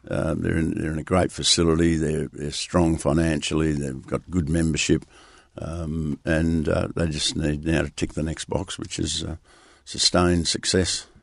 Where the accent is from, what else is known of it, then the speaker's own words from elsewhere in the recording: Merredin, Western Australia, Australia; now in Perth, Australia; I grew up in Meriden